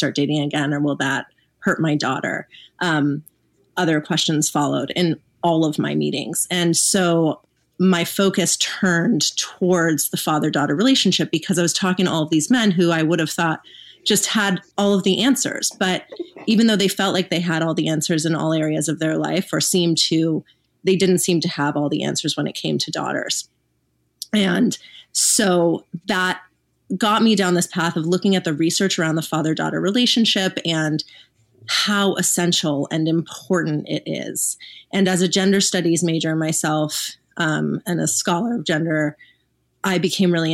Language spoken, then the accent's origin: English; Los Angeles, California, United States; now in Texas, United States; growing up in Los Angeles